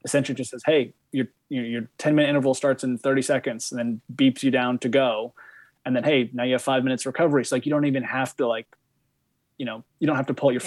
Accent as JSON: {"language": "English", "town": "Bend", "region": "Oregon", "country": "United States", "tie": "born or raised there", "also_born_or_lived": "Europe", "moved": "yes", "lives_now": "Vermont, United States", "said": "I grew up in Oregon"}